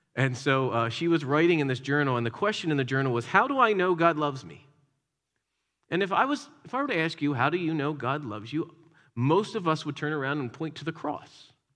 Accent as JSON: {"language": "English", "town": "Philadelphia", "region": "Pennsylvania", "country": "United States", "tie": "born or raised there", "said": "Growing up in the Philadelphia area, you didn't go too far into inner city until you saw statues of Rocky"}